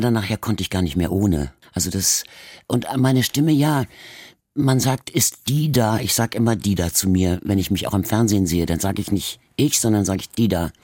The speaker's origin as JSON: {"language": "German", "region": "Hamburg", "country": "Germany", "also_born_or_lived": "Berlin", "accent": "Hamburger A", "said": "weder Berlinerisch, in, wo ich geboren bin, noch Hamburgisch, als wir dann jetzt hier waren. Also in dem irgendwie mit Akzent gesprochen wurde, sondern es wurde immer Hochdeutsch geredet."}